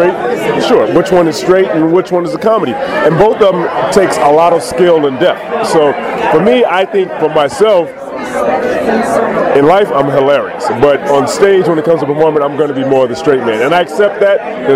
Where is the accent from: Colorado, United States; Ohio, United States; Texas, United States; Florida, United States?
Texas, United States; Austin; also born or lived in Chicago; now in Los Angeles, United States; I'm from Austin, Texas, by way of Chicago, born there. Moved to L.A. about 12 years ago.